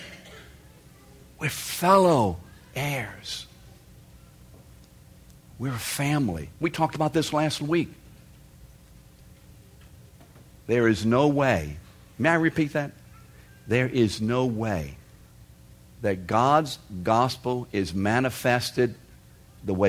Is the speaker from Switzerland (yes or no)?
no; England, United Kingdom; I'm English. It's pretty obvious I am